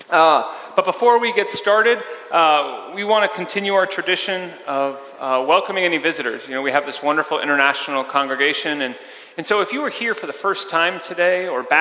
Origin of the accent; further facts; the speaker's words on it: Melbourne, Victoria, Australia; I'm from Melbourne in Australia. I'm on holiday visiting.